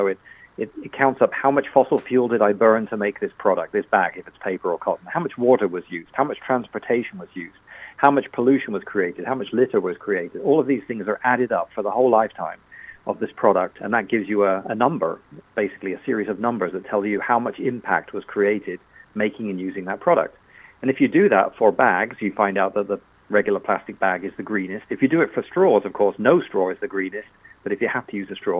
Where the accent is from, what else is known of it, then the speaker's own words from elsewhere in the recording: England, United Kingdom; accent: British; now in United States; I'm actually American, but yes, you're right. I did grow up in England. That's why I've got a funny accent